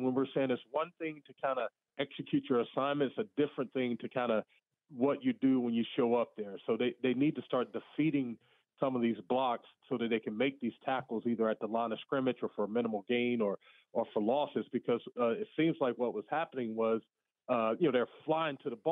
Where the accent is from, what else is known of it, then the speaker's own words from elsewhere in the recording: the South, United States; I grew up in the South